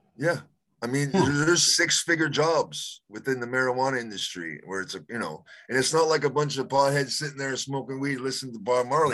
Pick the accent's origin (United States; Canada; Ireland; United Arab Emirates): Canada; I'm Canadian.